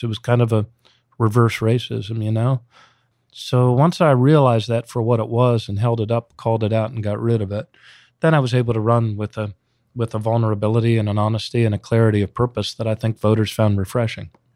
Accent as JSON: {"language": "English", "area": "Montgomery County", "region": "Maryland", "country": "United States", "tie": "born or raised there", "also_born_or_lived": "Baltimore, Maryland", "said": "this Montgomery County kid who grew up in the Washington suburbs"}